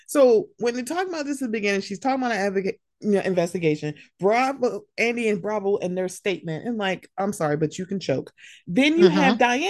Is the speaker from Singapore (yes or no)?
no; Bosnia & Herzegovina; I'm from Bosnia and I know people and I've seen people killed and I know what this is like.